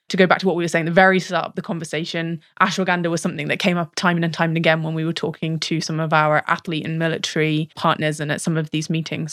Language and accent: English; United Kingdom; accent: British; I have a British accent